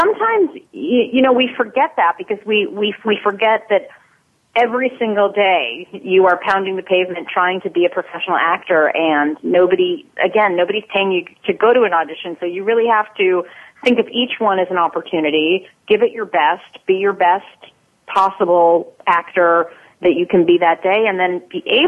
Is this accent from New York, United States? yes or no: yes; New York City, New York, United States; I grew up in New York City in the late 70s and in the 80s